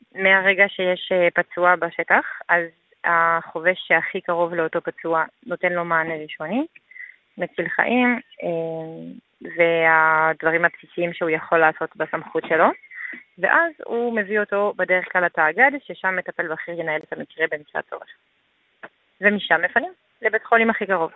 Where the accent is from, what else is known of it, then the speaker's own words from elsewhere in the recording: France; Hebrew is a second language; moved away as an adult; now in Israel; אני עליתי מצרפת לפני כמעט שמונה שנים עכשיו